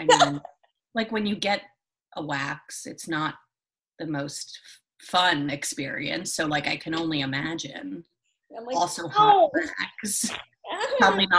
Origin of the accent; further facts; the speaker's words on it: Northport, New York, United States; I'm from Northport.